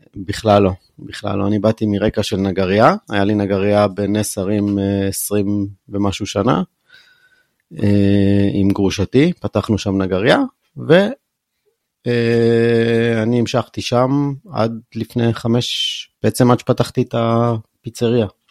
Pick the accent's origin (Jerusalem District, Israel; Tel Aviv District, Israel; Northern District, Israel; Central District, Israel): Jerusalem District, Israel; Jerusalem; moved away as an adult; also born or lived in Bar Giora; now in Ben Ami, Israel; גדלתי בקריית יובל